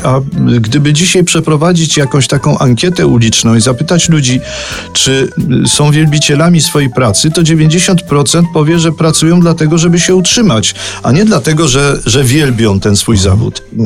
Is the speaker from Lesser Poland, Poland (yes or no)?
yes; Kraków, Lesser Poland, Poland; to jest moje rodzinne miasto i jestem do niego przywiązany